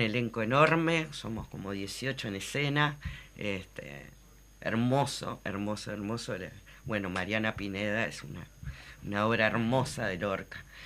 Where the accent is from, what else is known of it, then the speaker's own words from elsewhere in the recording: Uruguay; lo que somos los uruguayos